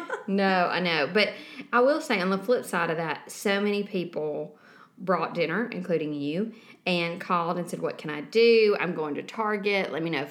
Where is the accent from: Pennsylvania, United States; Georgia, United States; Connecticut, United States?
Georgia, United States; Savannah area; born or raised there